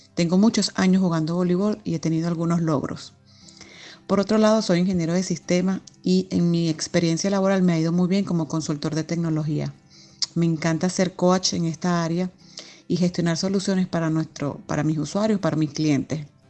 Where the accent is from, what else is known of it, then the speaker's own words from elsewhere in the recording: Venezuela; now in Spain; Soy venezolana